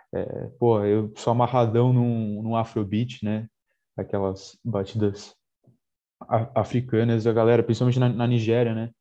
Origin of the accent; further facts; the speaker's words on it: Jundiaí, São Paulo, Brazil; eu sou de Jundiaí, né? nasci em São Paulo, mas é, cresci em Jundiaí, moro aqui há